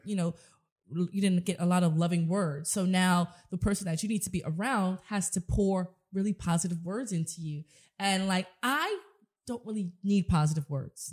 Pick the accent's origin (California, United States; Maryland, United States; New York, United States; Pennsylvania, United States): New York, United States; New York City; growing up in the South Bronx and the projects and not having a lot